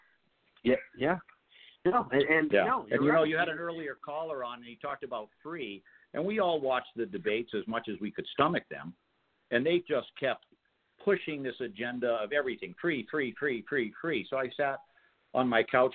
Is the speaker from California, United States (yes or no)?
no; Massachusetts, United States; Massachusetts, which happens to be the state that I was born